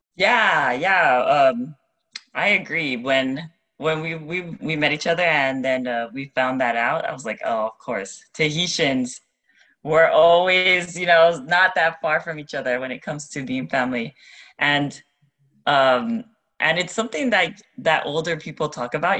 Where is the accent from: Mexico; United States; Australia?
United States; Pearl City, Hawaii; moved away as an adult; now in Moorea, French Polynesia; I'm born and raised in on the island of Oahu, in Pearl City, spent my whole life there until university, no, even after university